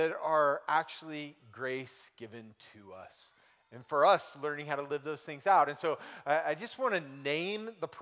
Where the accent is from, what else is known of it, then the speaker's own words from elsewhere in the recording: United States; I grew up in America